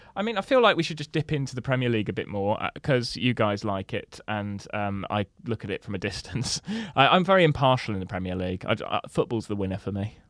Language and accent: English; Somerset, South West England, United Kingdom; I'm from Somerset, so we, we have, like, four schools